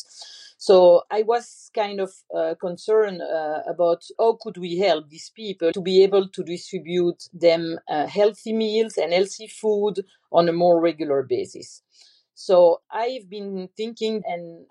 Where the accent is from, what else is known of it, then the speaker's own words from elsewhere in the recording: Belgium; moved away as an adult; also born or lived in Portugal; now in Princeton, United States; I'm from Belgium. I grew up in Belgium and I stayed there for 35 years.